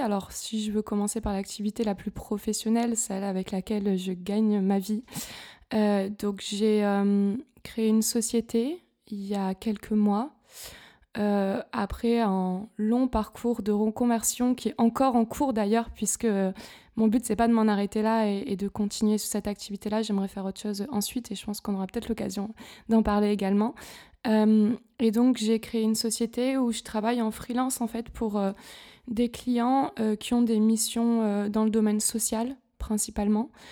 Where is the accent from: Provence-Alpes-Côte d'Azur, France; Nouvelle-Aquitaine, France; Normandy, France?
Provence-Alpes-Côte d'Azur, France; Gap; moved away as an adult; also born or lived in Nice / Toulouse / Paris / London; now in Berlin, Germany; je suis originaire du sud-est de la France, d'une petite ville qui s'appelle Gap, près de Marseille, dans les montagnes, dans les Hautes-Alpes